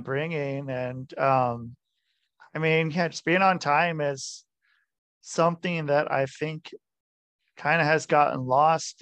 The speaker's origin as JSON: {"language": "English", "town": "Portland", "region": "Oregon", "country": "United States", "tie": "born or raised there", "said": "I grew up in Portland"}